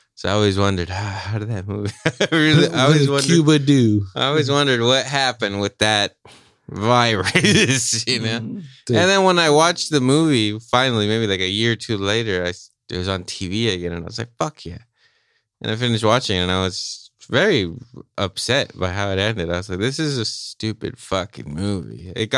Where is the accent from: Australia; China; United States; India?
Australia; I'm an Aussie boy right there, checking the dials every time.